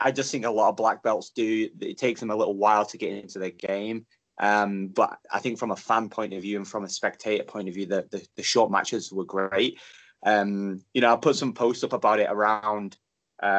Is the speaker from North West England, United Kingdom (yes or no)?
yes; Stockport, North West England, United Kingdom; I'm from Stockport, which is in Great Manchester.